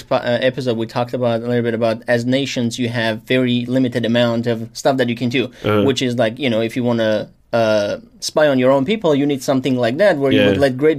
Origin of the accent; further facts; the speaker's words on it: Armenia; I'm Armenian